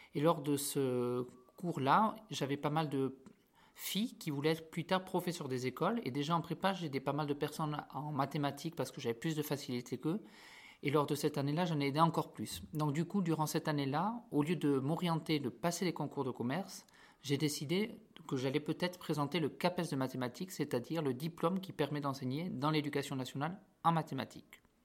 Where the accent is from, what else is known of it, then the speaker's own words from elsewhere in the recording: Béorlégui, Nouvelle-Aquitaine, France; moved away as an adult; now in Paris, France; je viens du Pays Basque, du village, du village de Béorlegui, à côté de Saint-Jean-Pied-de-Port